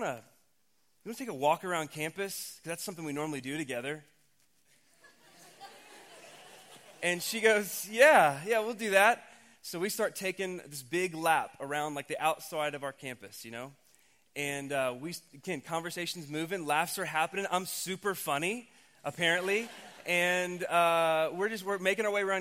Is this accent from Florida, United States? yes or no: no; Oklahoma, United States; we grew up in Oklahoma.